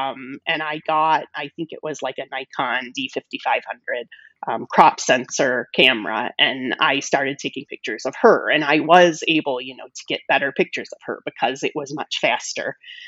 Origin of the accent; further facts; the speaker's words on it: Louisville, Kentucky, United States; moved away as an adult; also born or lived in Midwest; now in Las Vegas, United States; So when I was young, I grew up in the Midwest and then Louisville, Kentucky.